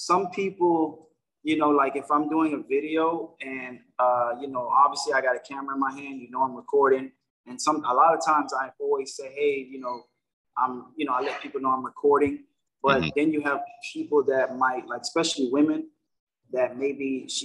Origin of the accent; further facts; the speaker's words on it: United States; I'm American. I'm born and raised in the United States